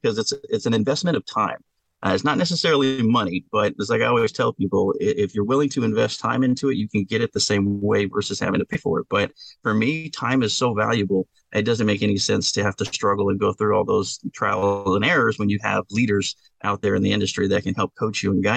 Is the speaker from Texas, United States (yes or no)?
yes; Texas, United States; I'm from Texas, you know, after all. So that's what we do. We got some hardcore work ethic down here